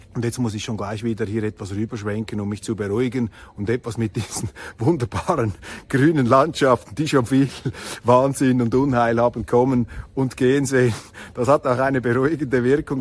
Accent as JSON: {"language": "German", "country": "Switzerland", "tie": "born or raised there", "said": "dass ich als Schweizer auf die Welt gekommen bin"}